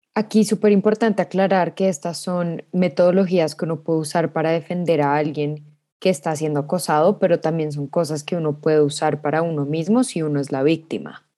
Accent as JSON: {"language": "Spanish", "country": "Colombia", "said": "somos colombianos."}